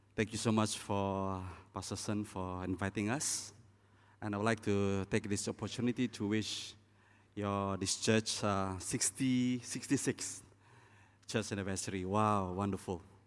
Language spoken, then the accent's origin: English; East Malaysia, Malaysia; I'm from East Malaysia.